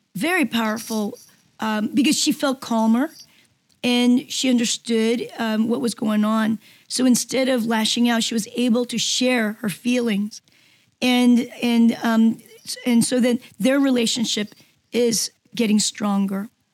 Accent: Seoul, South Korea; English is a second language; moved away; It was at a military school in uh, Seoul, Korea. So I was one of the few Korean, um, native Koreans in, um, in a U.S. Army military school. So I, I, it wasn't even my first language.

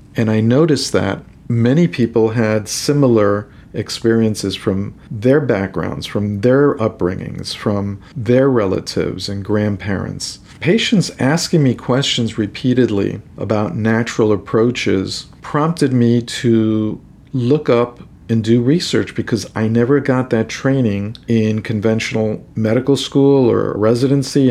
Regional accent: New York City, New York, United States; moved away as an adult; also born or lived in Boston; now in Miami, United States; I came from New York City. I'm a New Yorker.

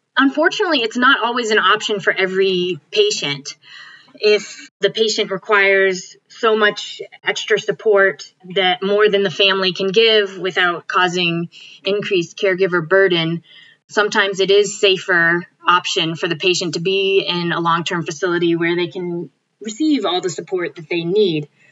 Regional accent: Connecticut, United States; moved away as an adult; also born or lived in Binghamton, New York; now in Illinois, United States; I grew up in Connecticut

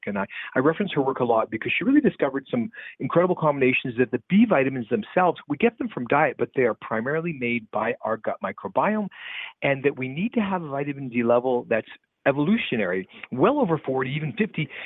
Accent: the Canadian prairies, Canada; Growing up in the Canadian prairies

